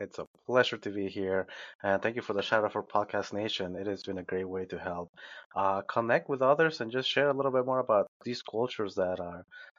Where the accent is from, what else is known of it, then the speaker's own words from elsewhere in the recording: Peru; now in United States; growing up in Peru